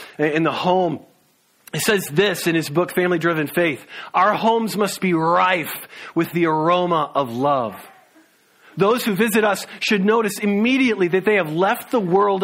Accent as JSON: {"language": "English", "region": "the South", "country": "United States", "moved": "yes", "said": "We're from the South"}